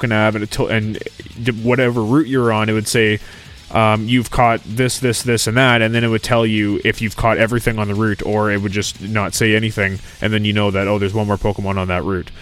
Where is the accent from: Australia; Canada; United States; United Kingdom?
Canada